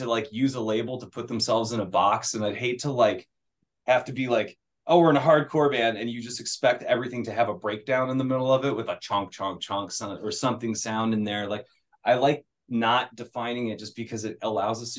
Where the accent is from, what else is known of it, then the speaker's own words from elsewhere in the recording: United States; We're all from America